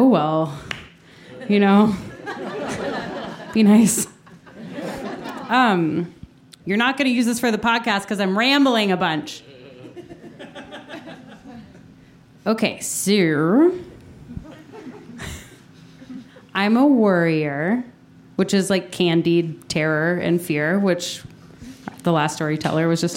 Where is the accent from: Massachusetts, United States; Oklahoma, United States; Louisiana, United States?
Oklahoma, United States; Tulsa; I grew up in Oklahoma, so it's Tornado Alley, like Tulsa, Oklahoma, Tornado Alley.